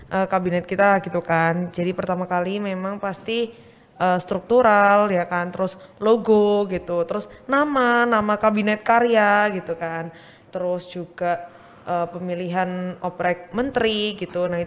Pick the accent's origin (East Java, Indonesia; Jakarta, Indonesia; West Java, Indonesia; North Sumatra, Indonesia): East Java, Indonesia; Surabaya; aku asal Surabaya, asli Surabaya